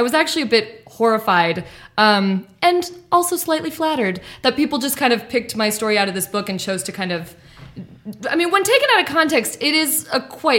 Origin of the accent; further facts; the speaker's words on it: South Pasadena, California, United States; I did. I grew up in South Pasadena.